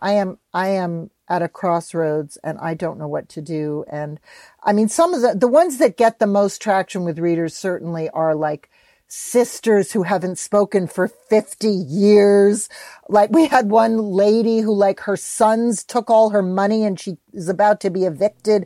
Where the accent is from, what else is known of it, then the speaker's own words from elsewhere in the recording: New York, United States; I'm a New Yorker